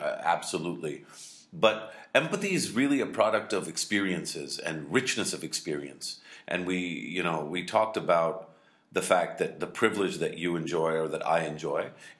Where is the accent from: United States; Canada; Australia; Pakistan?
Pakistan